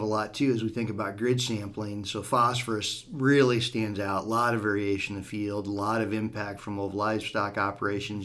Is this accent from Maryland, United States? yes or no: no; Southwest Iowa, United States; growing up in Southwest Iowa, we've got a lot of limestone roads